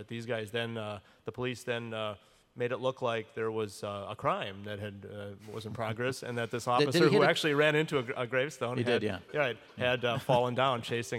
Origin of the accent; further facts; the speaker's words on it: Milwaukee, Wisconsin, United States; I grew up on the north side as well.